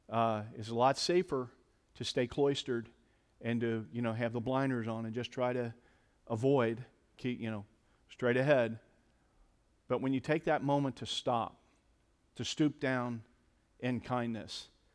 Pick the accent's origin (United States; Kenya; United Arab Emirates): United States; Cincinnati, Ohio; now in Columbus, United States; I grew up in Cincinnati, Ohio, think maybe I've made a reference or two to Cincinnati.